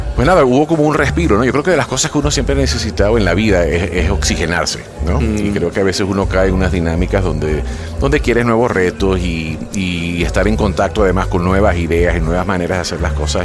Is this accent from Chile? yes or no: no; Venezuela; moved away as an adult; now in Mexico; sí soy venezolano